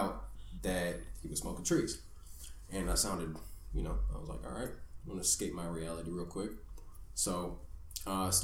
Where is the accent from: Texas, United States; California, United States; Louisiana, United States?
California, United States; Danville; now in Los Angeles, United States; I grew up in Danville